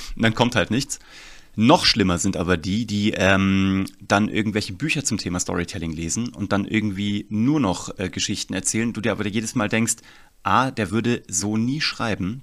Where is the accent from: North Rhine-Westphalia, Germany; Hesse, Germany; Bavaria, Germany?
Hesse, Germany; Kassel; ich komme aus Kassel eigentlich